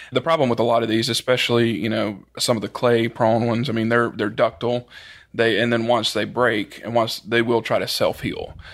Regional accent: Collinsville, Mississippi, United States; It's a small town around Meridian, Mississippi, called Collinsville.

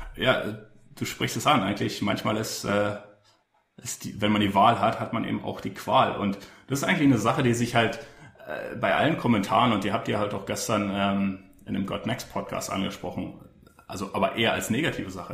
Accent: Berlin, Germany; als Berliner

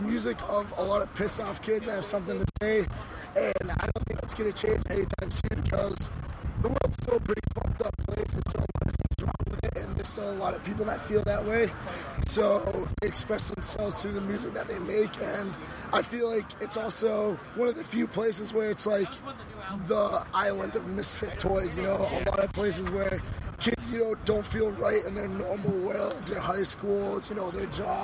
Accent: Massachusetts, United States; I'm from Massachusetts

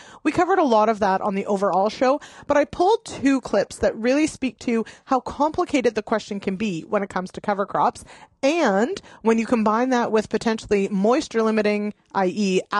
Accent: Canada; I definitely am the culprit here with some pretty significant failings as a Canadian.

